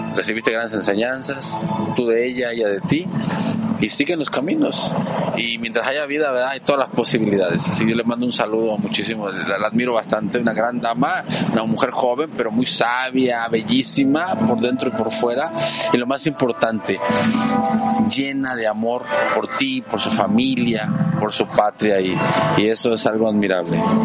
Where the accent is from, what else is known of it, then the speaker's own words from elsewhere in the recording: Mexico; mi bendita patria mexicana